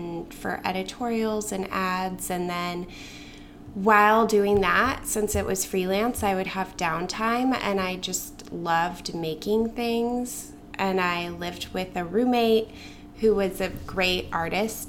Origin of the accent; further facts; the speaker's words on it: Boulder, Colorado, United States; moved away; also born or lived in Brooklyn; I grew up in Boulder, Colorado